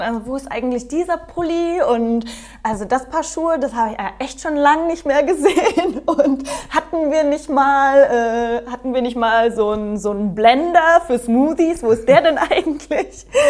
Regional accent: Germany; moved away as an adult; also born or lived in Cape Town, South Africa / Prague, Czech Republic / Hamburg / Munich; now in Bosnia and Herzegovina; als Deutsche

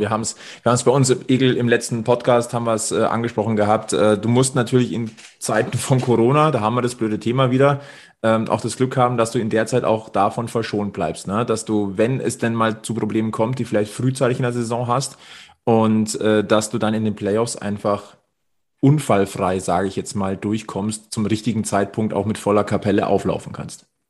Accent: Germany; Bei uns in Deutschland

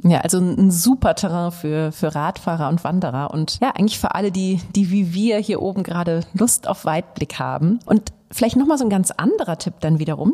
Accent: Northern Germany, Germany; wir als Norddeutsche

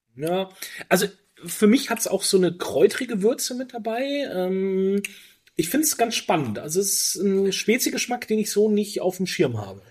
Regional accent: Franconia, Bavaria, Germany; moved away; also born or lived in Berchtesgaden; ich komme ja aus, aus Franken-Bayern

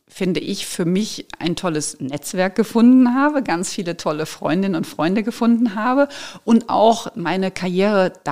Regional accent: Frankfurt, Hesse, Germany; moved away as an adult; now in Munich, Germany; Und da Ja zu sagen und wirklich den Job anzunehmen, eben aus Frankfurt zu gehen, aus meiner Heimat und diesen Schritt zu wagen

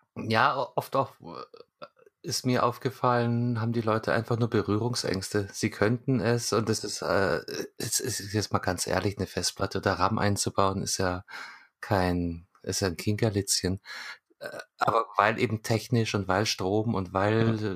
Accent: Munich, Bavaria, Germany; ich als, als Münchner mit äh, Direktzugang zum Marienplatz

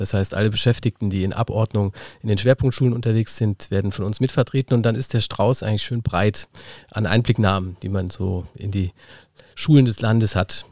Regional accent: Kasel, Rhineland-Palatinate, Germany; now in Rheinhessen, Germany; Also ich komme aus dem Unteren Rupertal, aus einem kleinen Dörfchen Kasel

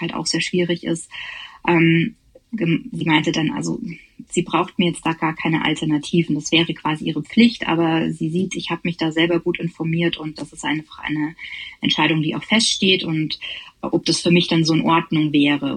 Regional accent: Bavaria, Germany; ich komme auch aus Bayern

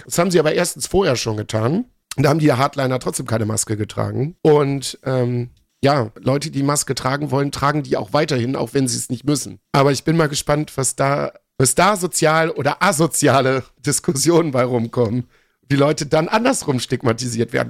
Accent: Viersen, North Rhine-Westphalia, Germany; moved away; Wir haben bei uns in Viersen zwei Gymnasien direkt hintereinander

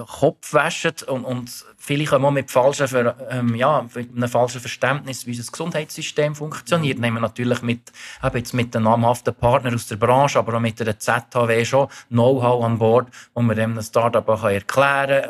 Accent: Thun, Bern, Switzerland; moved away as an adult; now in Zurich, Switzerland; ich bin 44, ursprünglich aus Thun, aber seit 22 Jahren in Zürich wohnhaft

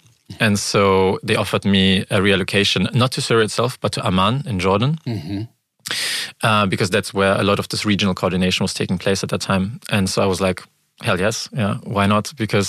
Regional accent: Frankfurt, Hesse, Germany; also born or lived in Ukraine; And I was born in the Ukraine shortly after the collapse of the Soviet Union, and moved to Germany when I was around 4 years old. And grew up here mostly in Frankfurt.

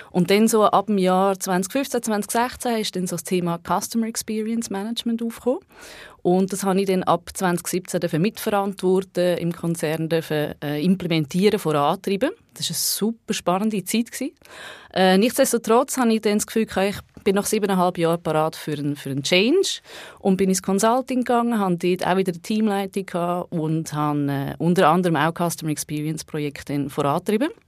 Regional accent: Baden, Aargau, Switzerland; Ich komme ursprünglich aus der Region Baden. Von dort kennen Tobias und ich uns auch.

